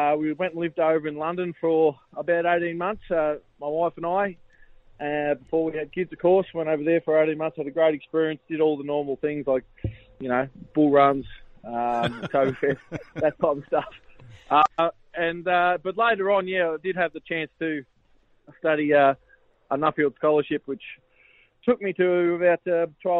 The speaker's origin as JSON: {"language": "English", "area": "Garvoc area", "region": "Victoria", "country": "Australia", "tie": "born or raised there", "said": "I grew up in the Garbock, Eklund area there, on a dairy farm"}